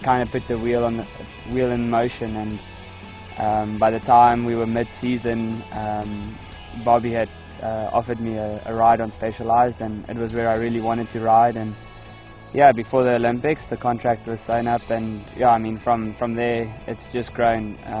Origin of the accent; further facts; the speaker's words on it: South Africa; from South Africa